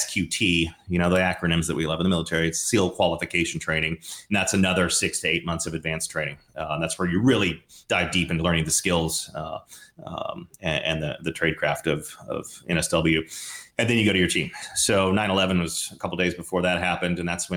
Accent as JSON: {"language": "English", "town": "Dallas", "region": "Texas", "country": "United States", "tie": "born or raised there", "said": "I grew up in Dallas, did my undergrad education at Southern Methodist University"}